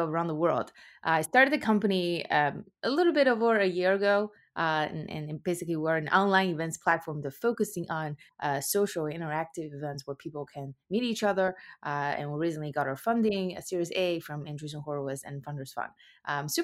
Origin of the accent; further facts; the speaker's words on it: China; moved away as an adult; now in United States; I was born and raised in China, and I moved to the US for college.